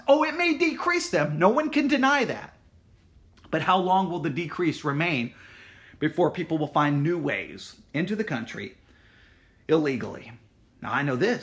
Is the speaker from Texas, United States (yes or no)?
yes; West Texas, United States; I grew up here in West Texas